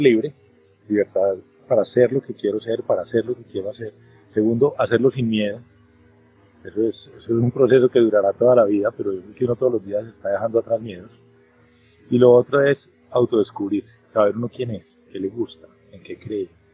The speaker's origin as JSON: {"language": "Spanish", "country": "Colombia"}